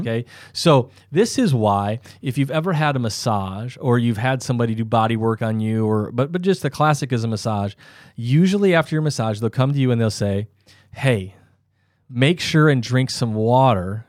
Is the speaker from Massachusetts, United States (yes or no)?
no; South Dakota, United States; I'm from South Dakota, so there's not very many hills